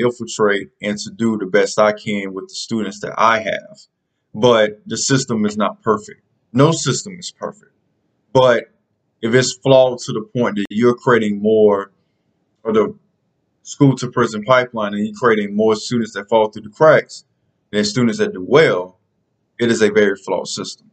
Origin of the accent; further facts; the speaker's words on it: South Carolina, United States; the state of South Carolina, my home state